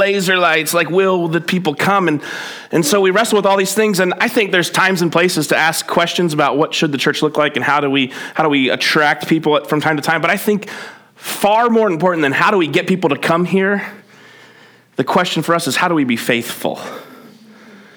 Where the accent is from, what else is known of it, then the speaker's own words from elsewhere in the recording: New Jersey, United States; moved away; I grew up in New Jersey